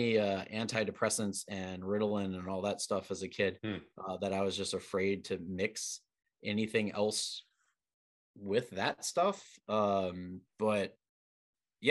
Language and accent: English; LaPlace, Louisiana, United States; I'm from LaPlace, which is, 30, 40 minutes from like civilization.